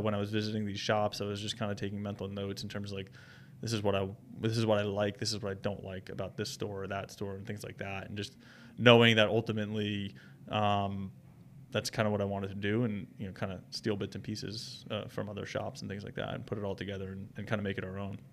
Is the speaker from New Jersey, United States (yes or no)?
yes; Holmdel, New Jersey, United States; I grew up in Homedale, New Jersey